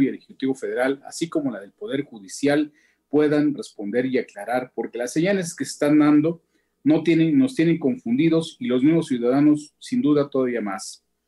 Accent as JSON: {"language": "Spanish", "country": "Mexico", "said": "como mexicanos"}